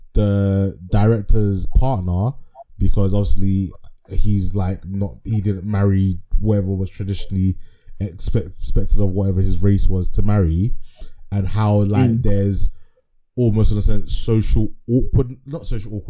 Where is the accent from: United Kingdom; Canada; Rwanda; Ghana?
Ghana; I'm Ghanaian